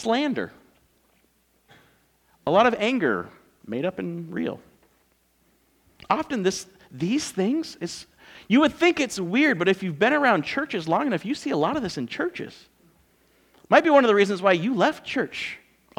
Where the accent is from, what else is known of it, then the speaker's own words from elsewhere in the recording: California, United States; moved away; We're from California